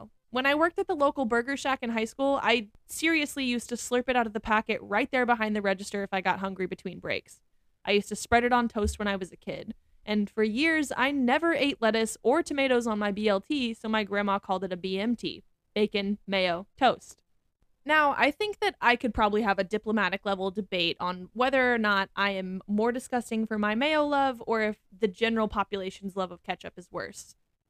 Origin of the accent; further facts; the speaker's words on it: Midwest, United States; in my Midwestern opinion